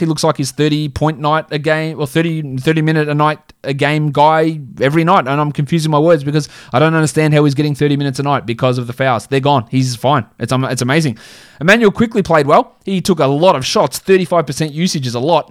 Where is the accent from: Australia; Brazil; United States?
Australia; That's just how we say it in Australia